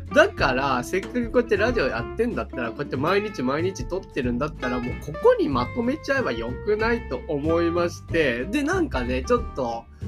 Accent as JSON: {"language": "Japanese", "region": "Shimane", "country": "Japan", "tie": "born or raised there", "said": "僕の実家の島 根県"}